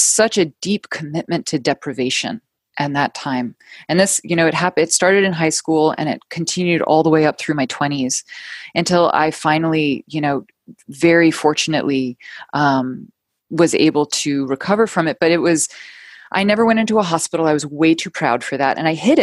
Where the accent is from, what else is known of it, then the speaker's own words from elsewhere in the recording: New York City, New York, United States; moved away as an adult; also born or lived in London; I ended up moving home back to my hometown of New York City